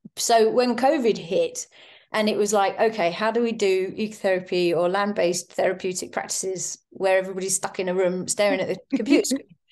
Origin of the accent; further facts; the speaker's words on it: East Sussex, South East England, United Kingdom; I grew up in East Sussex, actually near in the Weald